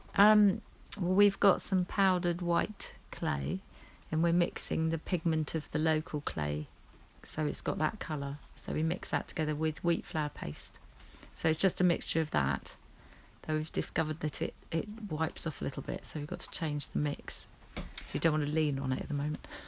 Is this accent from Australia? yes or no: no; Wimbledon, London, United Kingdom; moved away; I was brought up in Wimbledon